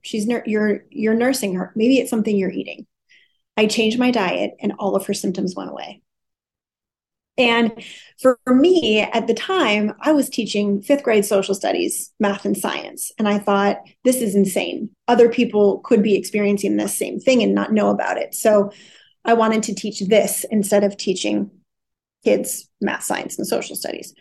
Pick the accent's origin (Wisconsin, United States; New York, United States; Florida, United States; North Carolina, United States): Wisconsin, United States; moved away as an adult; also born or lived in Los Angeles County, California; I grew up in a small Midwestern city